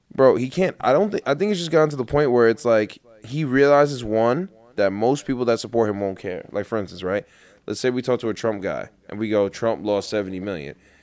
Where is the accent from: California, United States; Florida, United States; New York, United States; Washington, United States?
New York, United States; New York City; where I grew up in Queens